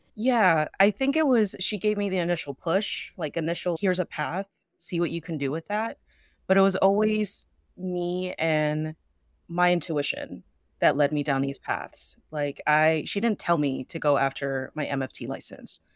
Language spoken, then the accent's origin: English; the Bay Area, California, United States; born and raised in the Bay